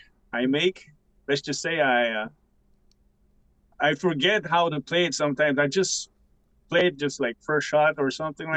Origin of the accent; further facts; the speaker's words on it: Pikogan, Quebec, Canada; I'm from Picogon, Canada. I am Algonquin and Cree mixed.